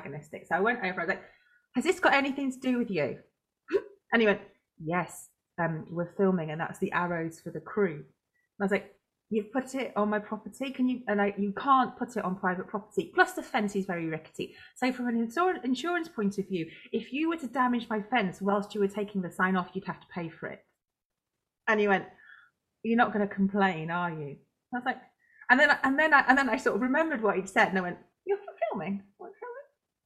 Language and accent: English; Cheshire countryside, North West England, United Kingdom; moved away; I grew up in the Cheshire countryside, like genuinely most of my kiddie life